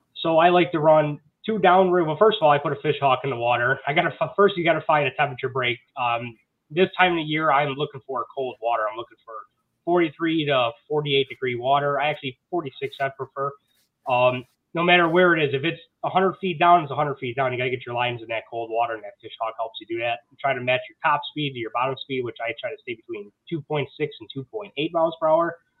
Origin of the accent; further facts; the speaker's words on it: Buffalo, New York, United States; I am born and raised in Buffalo, New York.